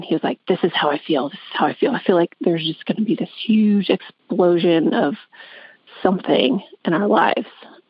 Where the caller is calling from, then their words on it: Augusta, Georgia, United States; I'm calling from Augusta, Georgia.